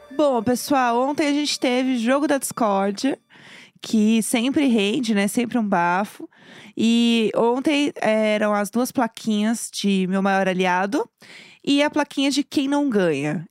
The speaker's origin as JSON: {"language": "Portuguese", "region": "São Paulo", "country": "Brazil", "said": "A gente é de São Paulo"}